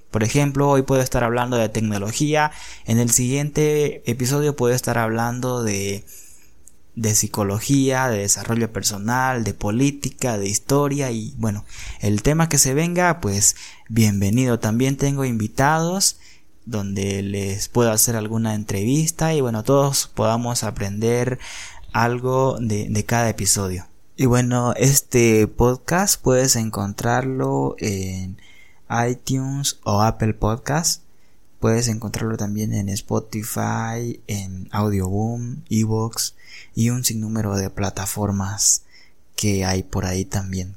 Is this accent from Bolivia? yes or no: yes; Bolivia; yo soy boliviano